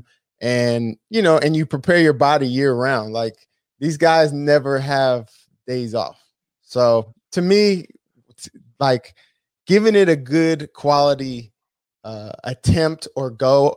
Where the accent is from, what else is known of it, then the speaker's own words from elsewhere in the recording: San Diego, California, United States; I had never left San Diego. I grew up in San Diego, and then I obviously went to San Diego State after